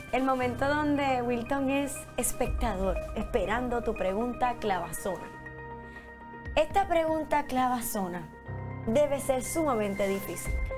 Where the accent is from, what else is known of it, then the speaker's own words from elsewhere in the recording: Puerto Rico; estamos tan atrás Puerto Rico del resto del mundo